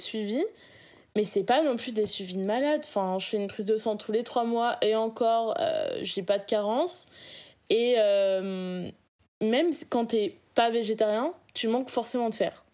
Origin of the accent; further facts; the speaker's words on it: Réunion; now in France; je viens de l'île de la Réunion